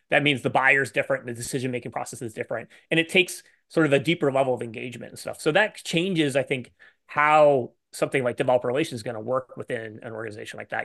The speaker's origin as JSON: {"language": "English", "country": "Canada", "said": "I'm Canadian"}